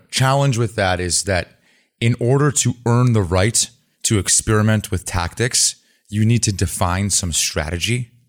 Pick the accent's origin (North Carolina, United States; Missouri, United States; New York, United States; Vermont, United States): Vermont, United States; I grew up in Vermont